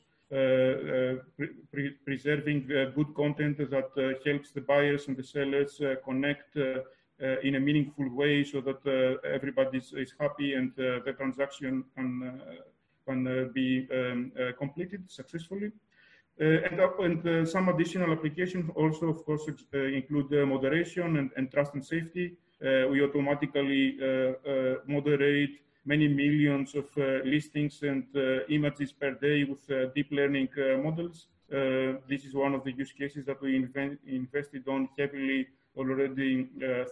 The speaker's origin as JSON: {"language": "English", "country": "Greece", "tie": "born or raised there", "moved": "as an adult", "lives_now": "Germany", "said": "I was born in Greece"}